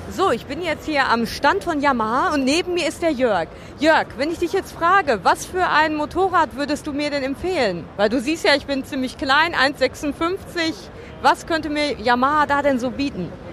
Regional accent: Dortmund, North Rhine-Westphalia, Germany; in meiner Heimatstadt, in der Westfalenhalle

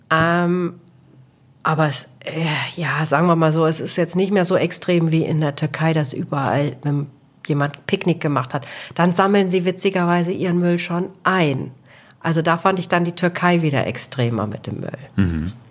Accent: Portugal; jeder weiß, ich komme aus Portugal, aus Cristiano Ronaldo-Land.

